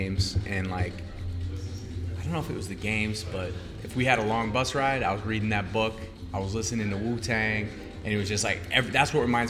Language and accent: English; Beverly, Massachusetts, United States; I grew up in Beverly.